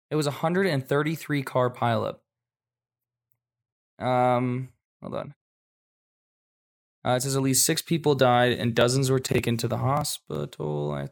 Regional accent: Washington, United States; also born or lived in Japan; I grew up I grew up in Washington for a little bit, and like I've been back there driving in the snow, and in Japan I drove in the snow

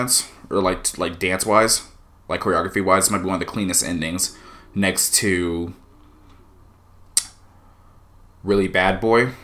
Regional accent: United States; as an American

